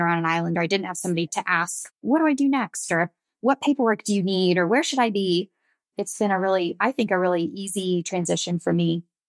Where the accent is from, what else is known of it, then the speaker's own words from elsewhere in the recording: Pensacola, Florida, United States; So I grew up on the Florida Gulf Coast. I'm from Pensacola, Florida, so fairly small, beachy town